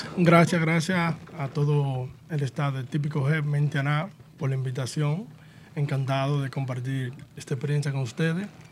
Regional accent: Mao, Valverde, Dominican Republic; soy de Mao Valverde, una, una tierra, un pueblo bien tipiquero

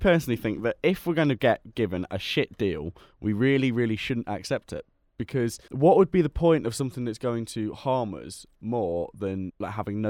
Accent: Lincolnshire, East Midlands, United Kingdom; we're both from Lincolnshire.

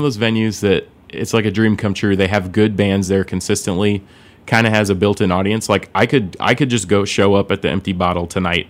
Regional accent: Springfield, Illinois, United States; moved away as an adult; now in Chicago, United States; I'm originally from Springfield, Illinois.

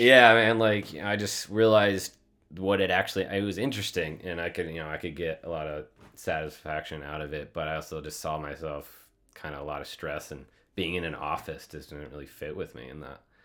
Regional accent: Shell Rock, Iowa, United States; moved away as an adult; also born or lived in North Dakota; I grew up in the Midwest, Iowa, like north, north central, if anybody knows Cedar Falls, Waterloo area.

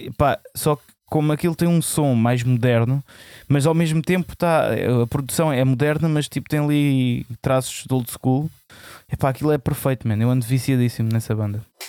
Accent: Alentejo, Portugal; eu sou alentejano

